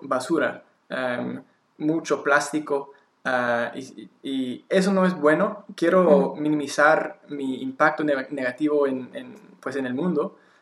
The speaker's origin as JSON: {"language": "Spanish", "town": "Victoria", "region": "British Columbia", "country": "Canada", "tie": "born or raised there", "second_language": "Spanish", "moved": "yes", "lives_now": "Montreal, Canada", "said": "en mi ciudad natal, Victoria"}